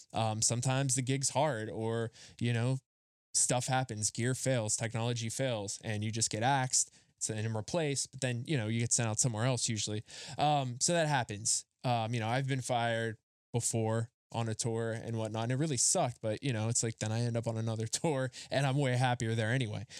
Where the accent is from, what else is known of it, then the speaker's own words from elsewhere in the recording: Rust Belt, United States; I grew up in the Rust Belt. Like, we had the Carnegies, the Fricks, the Mellons